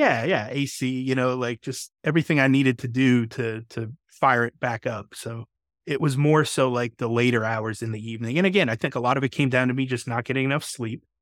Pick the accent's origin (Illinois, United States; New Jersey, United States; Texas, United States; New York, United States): New York, United States; I'm from New York